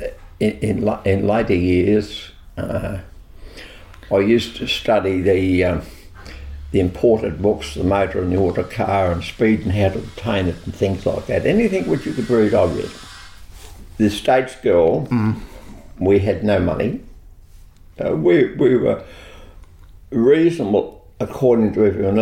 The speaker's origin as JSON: {"language": "English", "area": "Gippsland", "region": "Victoria", "country": "Australia", "tie": "born or raised there", "said": "I grew up on the Snow River, that real Banjo Patterson attitude"}